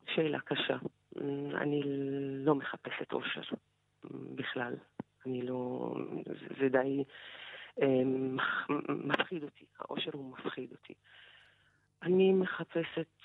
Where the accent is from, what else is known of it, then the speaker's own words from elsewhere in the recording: unrecognized Bedouin village near Haifa, Haifa District, Israel; איפה אני גדלתי בכלל, איזה זהות ישראלית יש לי כשאני גרה בכפר לא מוכר, בצריף, ללא חשמל